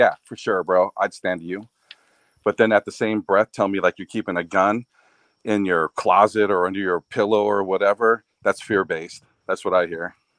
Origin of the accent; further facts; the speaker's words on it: Vista, California, United States; I spent 20 years in Vista.